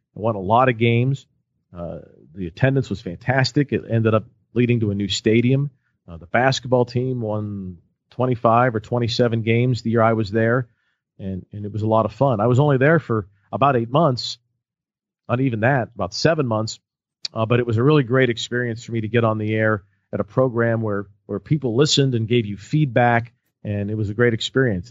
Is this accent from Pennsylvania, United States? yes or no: yes; Pittsburgh, Pennsylvania, United States; growing up in Pittsburgh